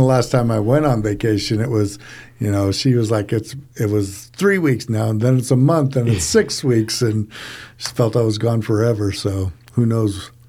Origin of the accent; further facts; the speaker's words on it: Ohio, United States; I was born in Ohio